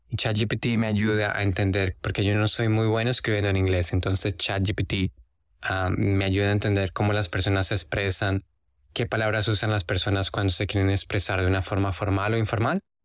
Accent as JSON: {"language": "Spanish", "country": "Colombia", "moved": "yes", "lives_now": "Australia", "said": "como yo soy de Colombia y mi inglés no es mi primera lengua"}